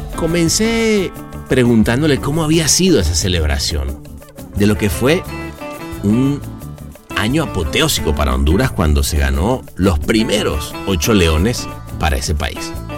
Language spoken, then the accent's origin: Spanish; Venezuela; yo soy venezolano